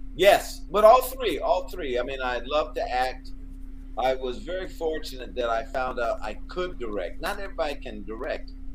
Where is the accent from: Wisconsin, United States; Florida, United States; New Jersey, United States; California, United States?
California, United States; Oakland; moved away as an adult; also born or lived in Los Angeles; I'm from Oakland." And uh, I came down here to LA.